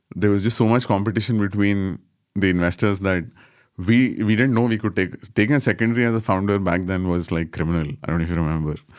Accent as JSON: {"language": "English", "town": "Bangalore", "region": "Karnataka", "country": "India", "said": "I'm from Bangalore"}